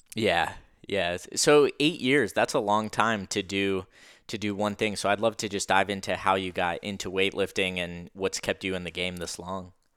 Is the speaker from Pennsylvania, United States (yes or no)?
yes; Pennsylvania, United States; I'm from Pennsylvania